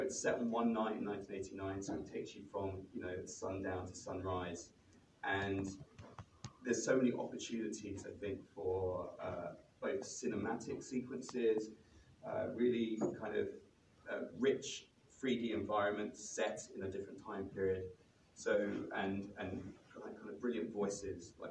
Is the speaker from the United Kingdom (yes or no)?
yes; London, United Kingdom; I'm from London